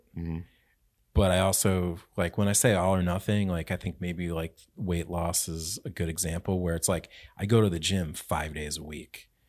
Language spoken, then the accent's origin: English; Connecticut, United States; now in Albany, United States; I grew up in Connecticut.